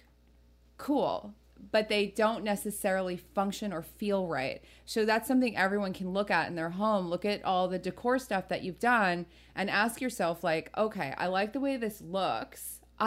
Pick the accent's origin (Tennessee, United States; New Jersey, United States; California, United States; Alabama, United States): New Jersey, United States; I'm from Jersey, so I grew up with like everyone having plastic on their couches